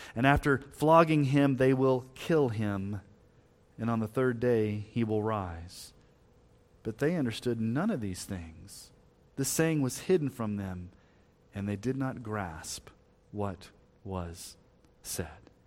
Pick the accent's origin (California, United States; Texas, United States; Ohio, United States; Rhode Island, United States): Texas, United States; moved away; also born or lived in Colorado; before we moved to Colorado, when we were growing up in Texas